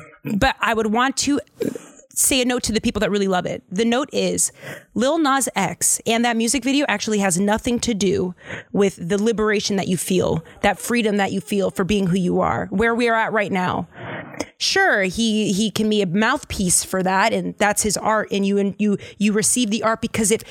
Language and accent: English; Lynn, Massachusetts, United States; I'm from a place called Lin-Lin, the city of sin.